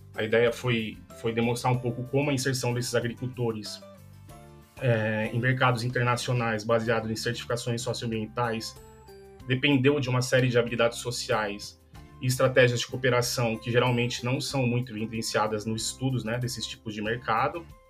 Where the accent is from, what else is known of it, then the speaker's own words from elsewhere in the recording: São Paulo, Brazil; moved away as an adult; also born or lived in Alfenas, Minas Gerais; eu sou de São Paulo